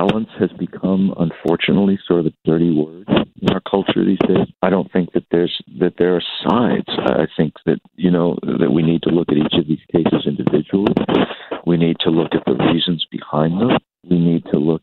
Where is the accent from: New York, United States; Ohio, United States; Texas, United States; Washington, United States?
New York, United States; New York City; moved away; also born or lived in California; I was born in New York City, born on Staten Island